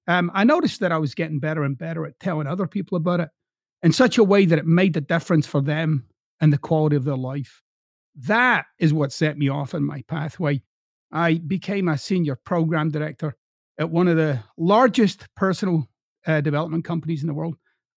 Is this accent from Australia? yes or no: no; Scotland, United Kingdom; now in United States; So I'm originally from Scotland, but I've lived in the United States for over two decades now. So I've got these two accents